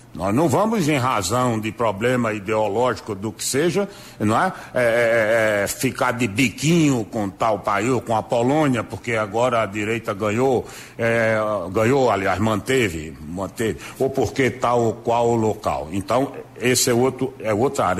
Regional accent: Brazil; nós, como brasileiros

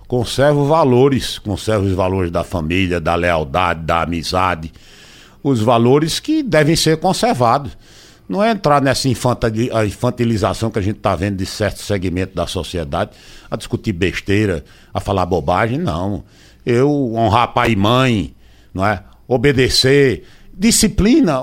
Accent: Recife, Pernambuco, Brazil; also born or lived in Macaparana, Pernambuco; Que eu nasci no Recife, mas sempre tive minha infância ligada ao interior

